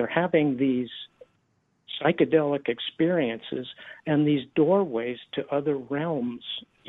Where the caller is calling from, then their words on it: Del Mar, California, United States; I'm calling from Del Mar, California.